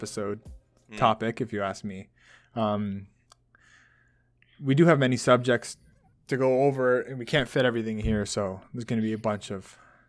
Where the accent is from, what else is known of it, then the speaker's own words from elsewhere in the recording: Canada; comparing it to the Canadian politics, because obviously we're Canadian.